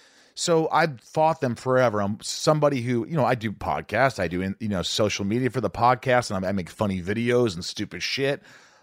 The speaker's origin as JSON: {"language": "English", "town": "Newburgh", "region": "Indiana", "country": "United States", "tie": "born or raised there", "said": "I grew up with Tom in Newburgh, Indiana. He lived down the street."}